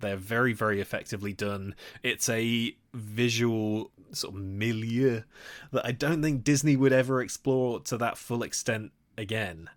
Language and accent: English; Nottingham, East Midlands, United Kingdom; my hometown